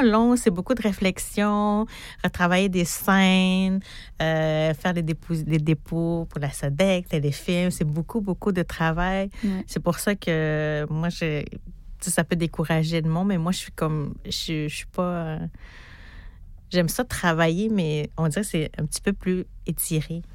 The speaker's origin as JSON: {"language": "French", "area": "Natashquan", "region": "Quebec", "country": "Canada", "said": "Je viens d'Atashkwan"}